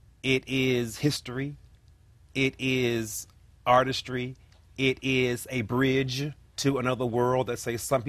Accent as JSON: {"language": "English", "town": "Washington", "region": "District of Columbia", "country": "United States", "tie": "born or raised there", "said": "born in Ward 8, raised in Southeast Washington, D.C., the hood or what have you, and I still live there. I have not moved."}